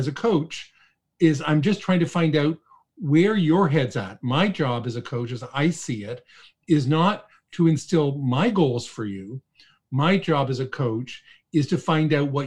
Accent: Toronto, Ontario, Canada; also born or lived in Calgary, Alberta / Ottawa; I was born and raised in Toronto

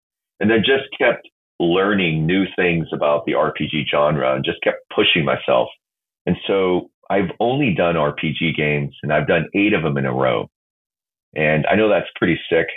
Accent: South Korea; I grew up in South Korea.

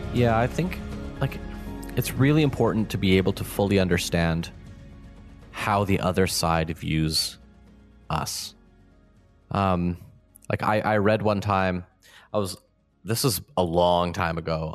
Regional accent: Ontario, Canada; also born or lived in Manitoba; so I grew up in Ontario and I, I, went to school

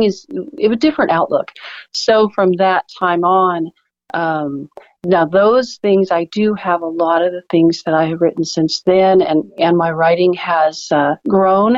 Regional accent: Alaska, United States; now in Oklahoma, United States; I grew up in Alaska

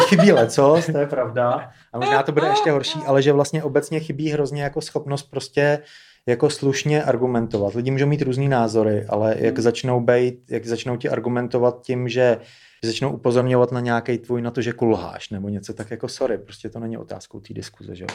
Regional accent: Czechia; I'm from Čekoslovákia

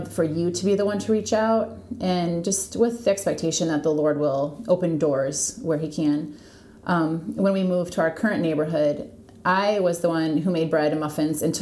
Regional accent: Michigan, United States; moved away as an adult; now in Toledo, United States; I grew up in Michigan

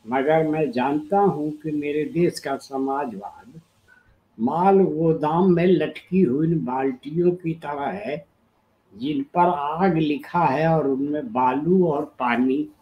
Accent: Chhapra, Bihar, India; also born or lived in Varanasi; जयप्रकाश जी मेरे जिले के थे छपरा के बिहार के

